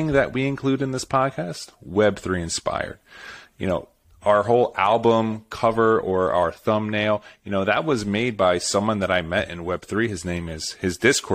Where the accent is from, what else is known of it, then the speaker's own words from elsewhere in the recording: Philadelphia, Pennsylvania, United States; I'm from the Philadelphia area, so I have five Philadelphia area key terms